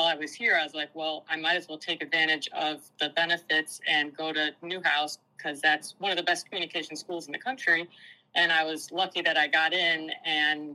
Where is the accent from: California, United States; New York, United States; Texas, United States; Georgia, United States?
New York, United States; Rome; I grew up in Rome, New York